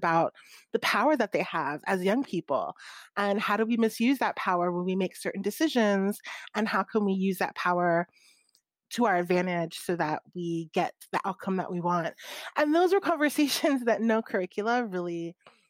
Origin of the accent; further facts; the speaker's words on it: Maryland, United States; I grew up in Maryland